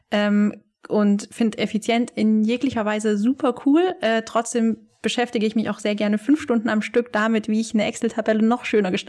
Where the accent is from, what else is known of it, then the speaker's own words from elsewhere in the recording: Tübingen, Baden-Württemberg, Germany; now in Lüneburg, Germany; ich bin 23 Jahre alt. Ich komme ursprünglich aus Süddeutschland, aus dem wunderschönen Tübingen und ich vermisse es sehr.